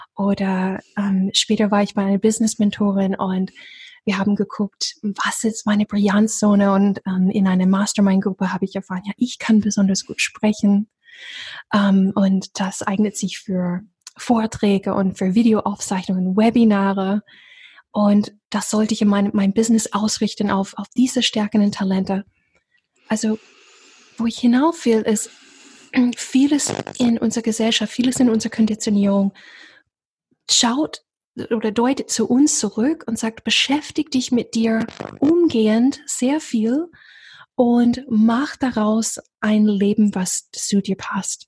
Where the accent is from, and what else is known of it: the South, United States; born or raised there; German is a second language; moved away